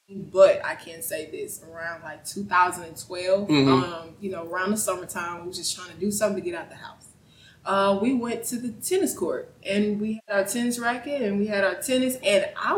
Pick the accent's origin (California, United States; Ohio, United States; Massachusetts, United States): Ohio, United States; Cleveland; now in Atlanta, United States; I'm from here, but originally born from Cleveland.